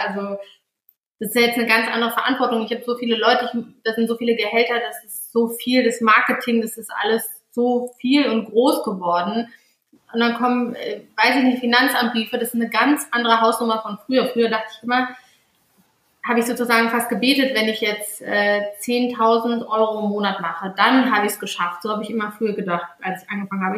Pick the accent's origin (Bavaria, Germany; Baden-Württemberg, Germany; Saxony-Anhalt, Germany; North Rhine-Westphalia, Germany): North Rhine-Westphalia, Germany; Cologne; Ich bin auch mit vielen Bloggern so aufgewachsen in dem Sinne, weil ich aus Köln komme